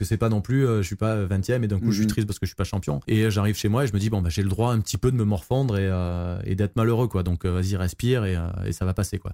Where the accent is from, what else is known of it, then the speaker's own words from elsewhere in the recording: Marseille, Provence-Alpes-Côte d'Azur, France; je suis de Marseille